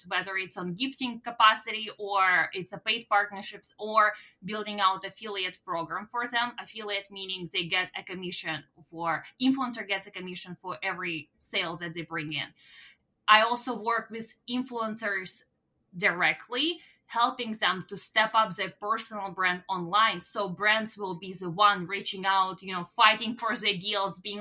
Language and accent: English; Russia; English is a second language; now in Canada; my hometown in Russia